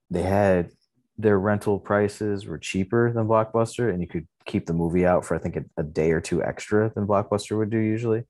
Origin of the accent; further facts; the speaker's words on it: Lathrop Village, Michigan, United States; we grew up in Lathrop Village, which is, like, just outside of the suburb called Southfield